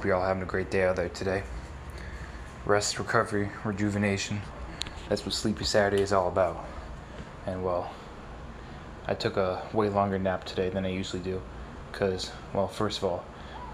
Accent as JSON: {"language": "English", "region": "upstate New York", "country": "United States", "moved": "as an adult", "lives_now": "Los Angeles, United States", "said": "upstate New York where I'm from"}